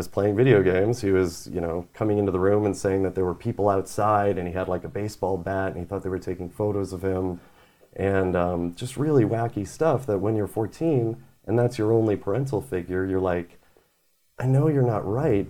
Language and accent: English; Wisconsin, United States; also born or lived in Georgia; Yeah, I was born in Georgia, moved to Wisconsin shortly after. Mm-hmm. Family moved around a lot.